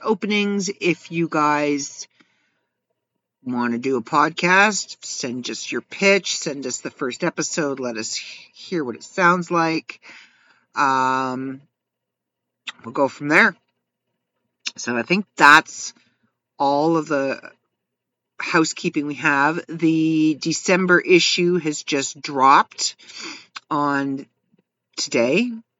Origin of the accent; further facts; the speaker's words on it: Canada; As a Canadian